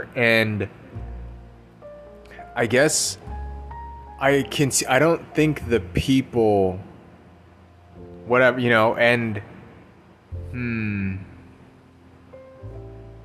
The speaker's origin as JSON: {"language": "English", "country": "United States", "said": "I am American"}